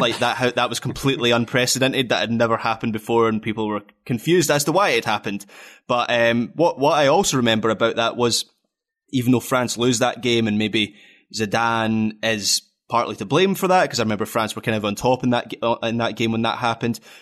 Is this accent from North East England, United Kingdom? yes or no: no; Scotland, United Kingdom